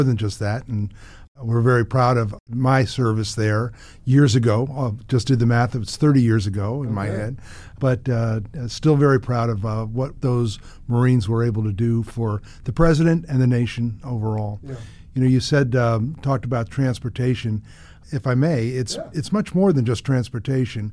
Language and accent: English; New Jersey, United States; moved away as an adult; also born or lived in Appleton, Wisconsin; I was born in Appleton, Wisconsin, went to high school in New Jersey